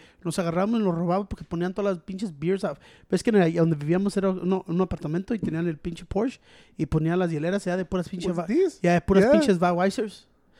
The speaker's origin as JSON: {"language": "English", "town": "Chicago", "region": "Illinois", "country": "United States", "said": "I'm from Chicago"}